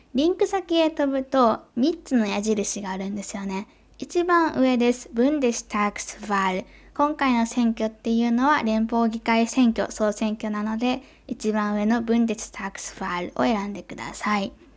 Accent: Japan; 私の母国である日本

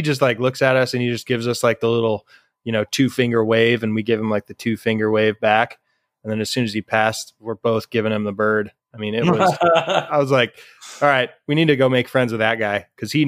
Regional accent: Colorado, United States; also born or lived in Michigan; growing up in Colorado and, you know, a little bit in Michigan, but we were kids

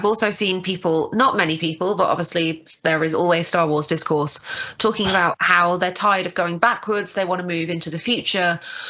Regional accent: United Kingdom; I'm a Brit just like Charlie.

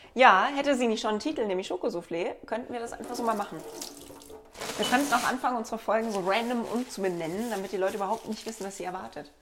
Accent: Black Forest, Baden-Württemberg, Germany; ich komme aus dem Schwarzwald

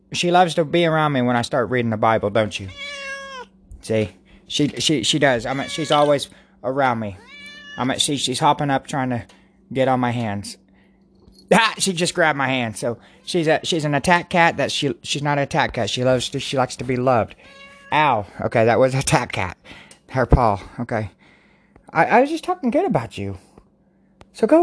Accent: Garber, United States; I am from Garber, you know, I came from Garber, you know, GHS is the best

